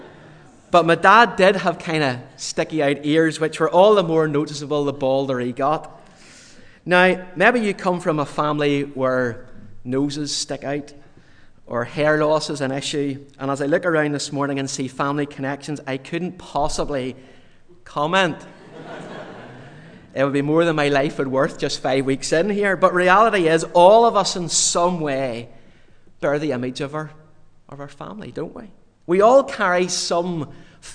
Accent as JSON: {"language": "English", "region": "Yorkshire and the Humber", "country": "United Kingdom", "tie": "born or raised there", "said": "I was born in Yorkshire in the north of England."}